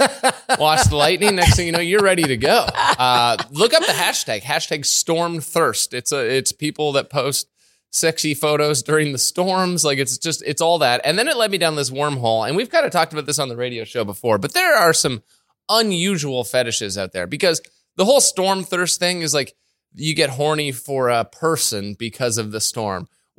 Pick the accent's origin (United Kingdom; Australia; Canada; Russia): Canada; Ontario; moved away as an adult; also born or lived in Calgary; now in British Columbia, Canada; when we were in Calgary or even growing up in Ontario